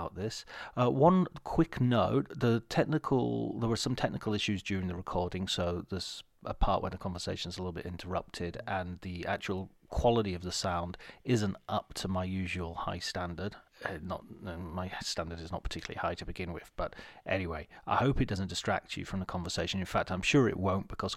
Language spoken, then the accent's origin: English; Cumbria, North West England, United Kingdom; moved away; also born or lived in Liverpool; I'm from Liverpool. Well, actually, I'm from Cumbria originally